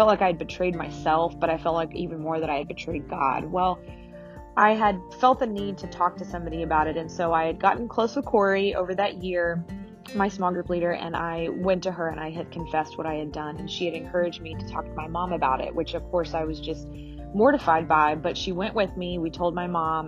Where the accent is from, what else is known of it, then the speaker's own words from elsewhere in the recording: Alpharetta, Georgia, United States; also born or lived in Marietta, Georgia / Kenya; we moved to Alpharetta from Marietta, and my dad stayed in Marietta for a while, and then he moved to Alpharetta, not far from us. But we didn't really grow up in the church